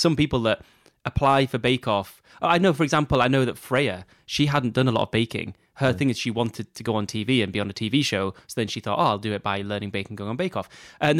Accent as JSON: {"language": "English", "region": "Texas", "country": "United States", "said": "I don't know if I'm saying that right, but anyway. And I'm from Texas and an elementary school teacher."}